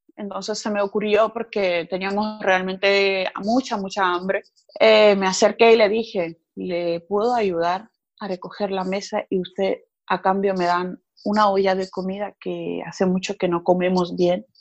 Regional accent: Sukhumi, Abkhazia, Georgia; Spanish is a second language; now in Barcelona, Spain; vengo de Georgia, que es poco conocido, eh, una región que se llama Abjasia. Vengo de Sukhumi

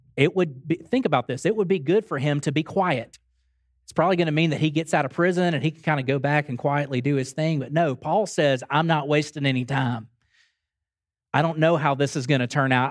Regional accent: Grand Bay, Alabama, United States; I drove to my hometown, drove over to Grand Bay, Alabama, watermelon capital of the world.

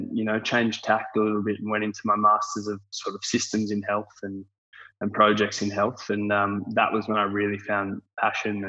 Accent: Canberra, Australian Capital Territory, Australia; moved away as an adult; now in Sydney, Australia; I'm from Canberra originally. So grew up in Canberra, moved up to Sydney for study and sport, and never looked back

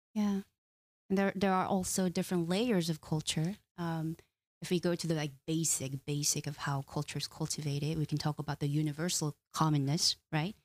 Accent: South Korea; now in United States; I'm come from Korean culture where we value relationships

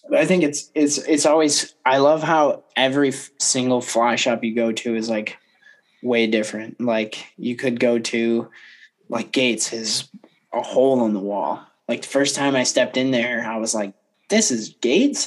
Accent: Kalamazoo, Michigan, United States; up at Kalamazoo

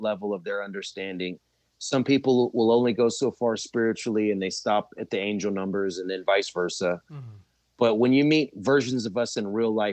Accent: Galveston, Texas, United States; now in Sri Lanka; where I was born in Galveston

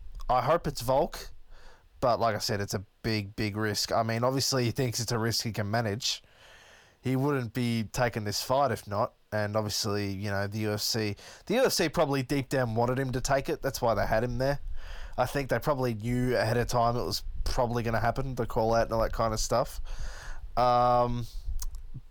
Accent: Melbourne, Victoria, Australia; I'm from Melbourne

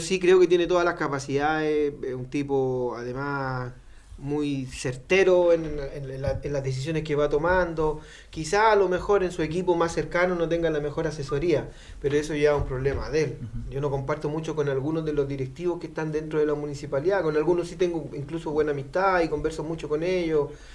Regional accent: Renca, Santiago Metropolitan Region, Chile; yo soy un poblador de Renca

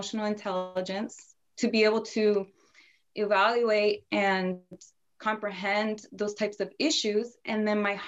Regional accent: Northern Virginia, United States; I was born in Virginia, mostly raised in Northern Virginia, so always been close to DC

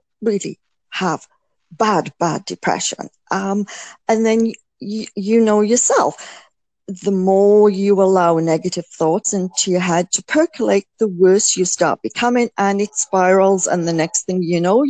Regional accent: United Kingdom; as a Brit, I mean, this is what we were always brought up to do.

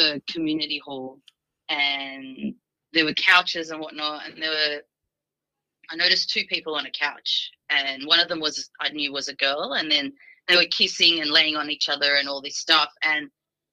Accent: Sydney, New South Wales, Australia; My nationality is Armenian. And so I was born and raised in Sydney. But I was raised as speaking the language, speaking Armenian

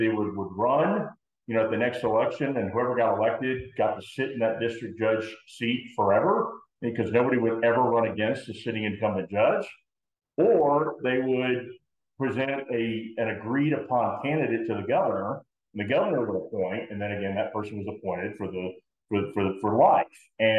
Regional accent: Plano, Texas, United States; moved away as an adult; also born or lived in Dallas, Texas; now in Aurora, United States; I was born in Dallas, but I was raised in Plano

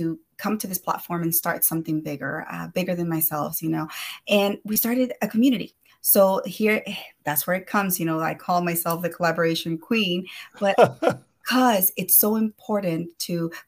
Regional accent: El Salvador; now in Houston, United States; I'm originally from El Salvador

